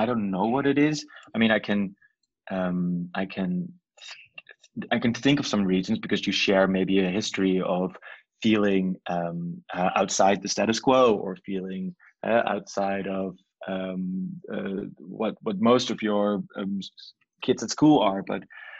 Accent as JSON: {"language": "English", "town": "Nijmegen", "region": "Gelderland", "country": "Netherlands", "tie": "born or raised there", "said": "The town is called Nijmegen. It's kind of like a mediocre small city in the east side of the country"}